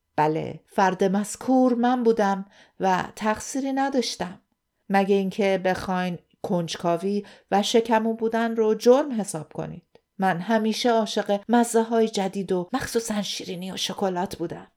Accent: Iran; moved away as an adult; now in Australia; داشتم از ایران می اومدم بیرون

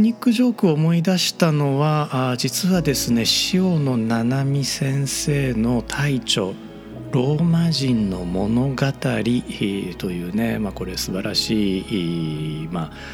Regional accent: Japan; also born or lived in Osaka; 日本人として

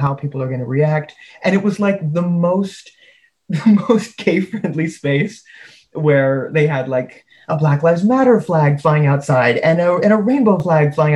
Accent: Canada; also born or lived in United States; I'm from the States, but I was raised in Canada

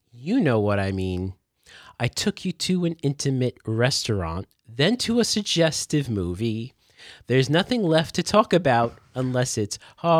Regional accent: the South, United States; I'm from the South.

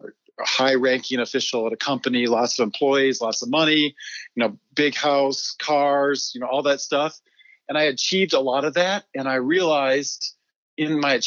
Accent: Michigan, United States; also born or lived in Uganda; now in Littleton, United States; I grew up in Michigan, and I was a PK

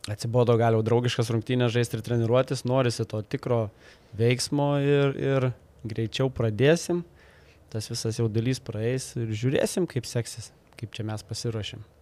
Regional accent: Lithuania; mes visą laiką kaip lietuviai keliam aukštus tikslus

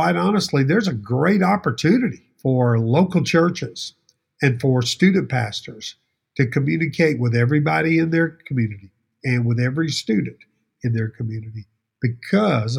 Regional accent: Baton Rouge, Louisiana, United States; I'm a Baton Rouge boy. I'm from South Louisiana.

